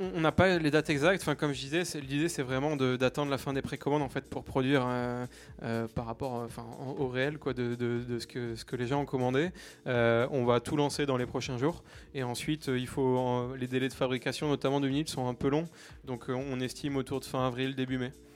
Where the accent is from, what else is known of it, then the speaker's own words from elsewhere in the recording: Toulouse, Occitania, France; on est de Toulouse avec Antoine et, puis avec les, potes aussi.